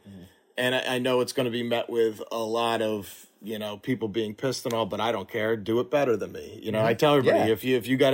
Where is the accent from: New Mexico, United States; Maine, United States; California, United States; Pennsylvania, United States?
Pennsylvania, United States; Philadelphia; also born or lived in Florida; I'm from the Philly area